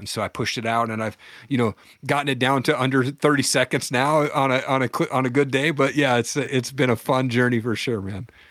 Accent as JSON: {"language": "English", "region": "Washington", "country": "United States", "tie": "born or raised there", "said": "There was a community college where I grew up in Washington"}